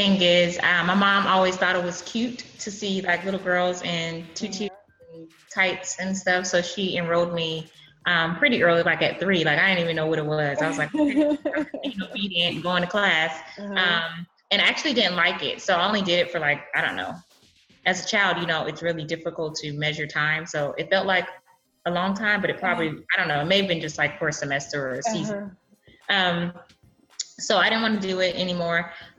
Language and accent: English; Brooklyn, New York, United States; also born or lived in California; born and raised, born, raised on both coasts, Brooklyn and California. Okay. So I didn't come to Texas until college.